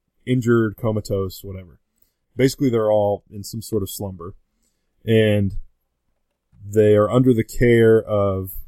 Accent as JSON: {"language": "English", "town": "Fort Thomas", "region": "Kentucky", "country": "United States", "said": "I am from Fort Thomas. Yes, I'm local."}